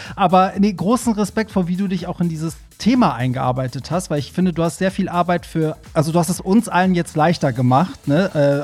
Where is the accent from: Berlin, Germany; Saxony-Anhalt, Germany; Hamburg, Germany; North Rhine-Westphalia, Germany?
Hamburg, Germany; ich bin auch immer als Hamburger einmal im Monat sozusagen, war ich da immer gebucht